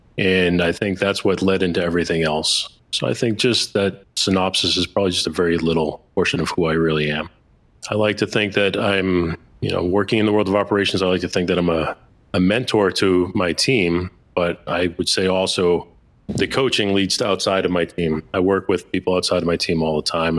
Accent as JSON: {"language": "English", "town": "Boston", "region": "Massachusetts", "country": "United States", "said": "I'm an Italian from Boston"}